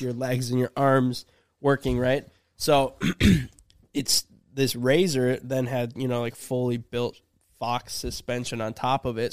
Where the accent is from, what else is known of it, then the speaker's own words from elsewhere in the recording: Minnesota, United States; we're from Minnesota